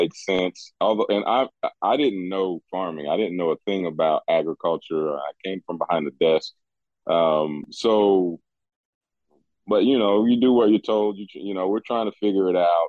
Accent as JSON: {"language": "English", "region": "West Virginia", "country": "United States", "also_born_or_lived": "Colorado", "moved": "as an adult", "said": "I'm from West Virginia, left here many years ago, joining the military."}